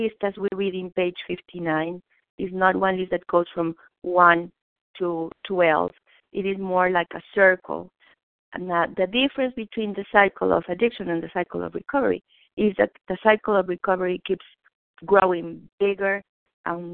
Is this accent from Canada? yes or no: no; Mexico; English is a second language; moved away; I was born in Mexico